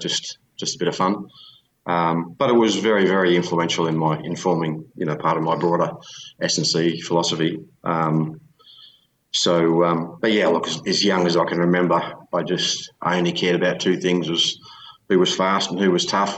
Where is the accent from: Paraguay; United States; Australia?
Australia; you grow up in a provincial town like that in Australia.